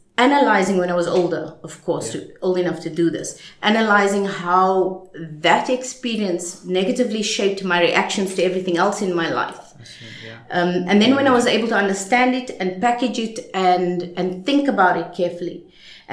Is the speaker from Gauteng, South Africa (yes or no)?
yes; Johannesburg, Gauteng, South Africa; moved away; I didn't grow up in Cape Town. I grew up in Johannesburg in apartheid years